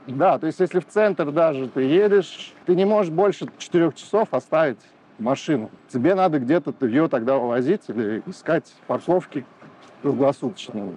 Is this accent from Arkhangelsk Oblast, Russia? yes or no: no; Tolyatti, Samara Oblast, Russia; moved away as an adult; now in Belgrade, Serbia; Я просто родился в Тольятти.